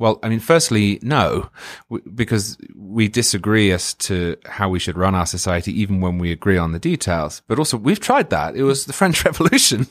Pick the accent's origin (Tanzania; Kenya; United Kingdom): United Kingdom; England; moved away as an adult; now in Florida, United States; I'm from England, as you can hear